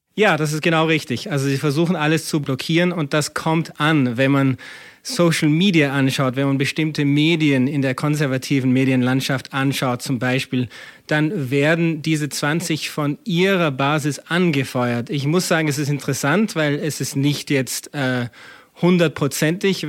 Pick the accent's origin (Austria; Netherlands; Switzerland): Austria; now in United States; als, als äh, Österreicher und Amerikaner, der oft lang in Europa auch gelebt hat